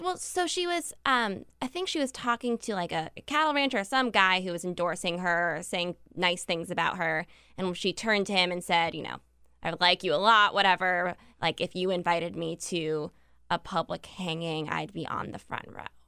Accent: Maryland, United States; I'm also from Maryland

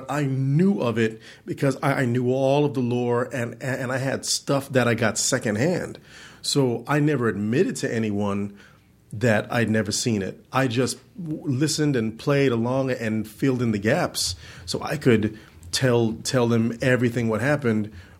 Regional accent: Orlando, Florida, United States; also born or lived in Georgia; I was born in Georgia, but I'm really from Orlando, Florida.

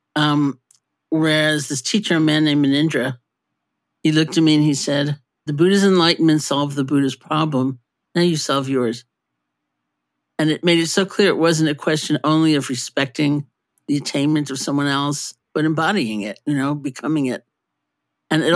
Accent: New York City, New York, United States; I grew up in New York City too

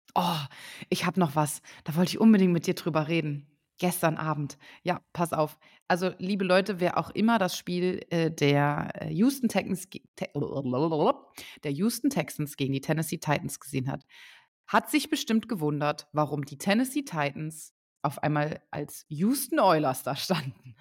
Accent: Lower Saxony, Germany; now in Saarbrücken, Germany; da, wo ich herkomme, aus Niedersachsen, in der Nähe oder ganz oben

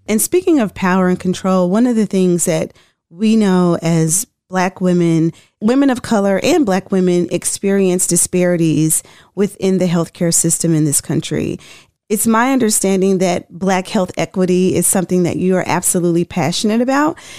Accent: Tennessee, United States; I'm from Tennessee

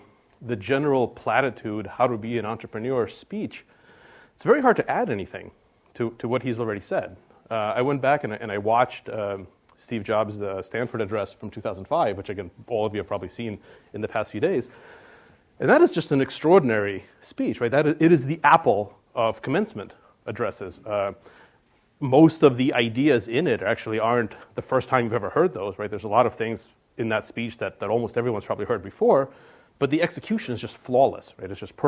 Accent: Russia; born there; I was in Russia. I was born in Russia, and I was probably 5 or maybe 6 or something.

